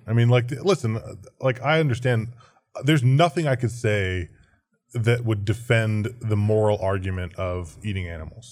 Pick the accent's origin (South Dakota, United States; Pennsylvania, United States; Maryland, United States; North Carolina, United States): Pennsylvania, United States; Philadelphia; now in Austin, United States; I grew up in Philly